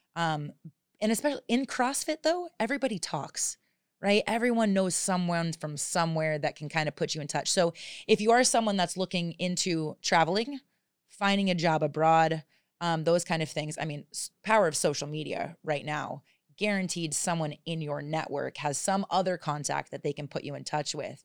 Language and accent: English; southern New Hampshire, United States; moved away as an adult; also born or lived in Arizona / Tulum, Mexico / Phuket, Thailand; now in Thailand; I grew up actually on a small farm in southern New Hampshire